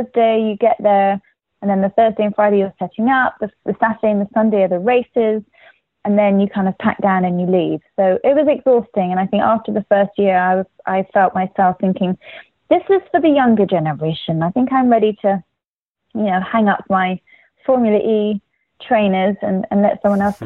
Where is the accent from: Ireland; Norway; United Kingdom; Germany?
United Kingdom; England; now in United States; in England, we